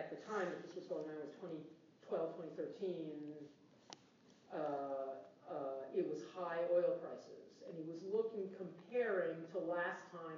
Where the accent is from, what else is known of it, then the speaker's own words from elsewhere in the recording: United States; I'm an American